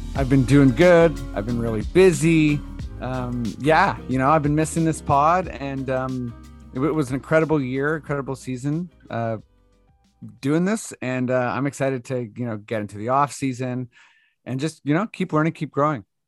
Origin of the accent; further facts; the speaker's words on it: Canada; we're Canadian